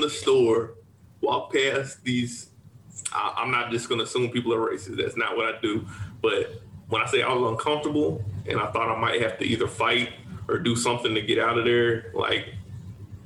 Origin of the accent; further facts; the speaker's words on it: Independence, Kentucky, United States; accent: Kentucky; moved away; where we grew up in Independence, Kentucky, we live right next to a trailer